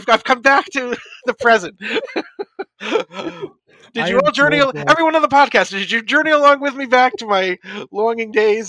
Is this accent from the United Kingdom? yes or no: yes; Scotland, United Kingdom; See, I am Scottish, and I do want to someday try scotch, though.